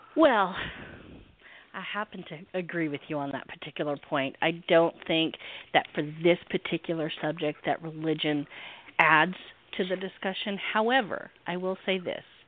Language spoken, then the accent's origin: English; the South, United States; I'm in the South, so I, I am a Southerner